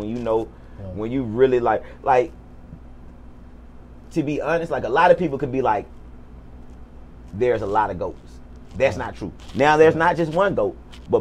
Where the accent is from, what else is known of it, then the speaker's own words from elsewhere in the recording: College Park, Georgia, United States; I'm born and raised in College Park